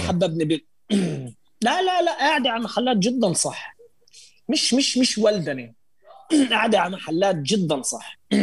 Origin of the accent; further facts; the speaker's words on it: Israel; احنا عايشين هون احنا اقليه فلسطينيه عايشين بالداخل الشغلات عندنا جدا محدوده معنا معنا باسبورت اسرائيلي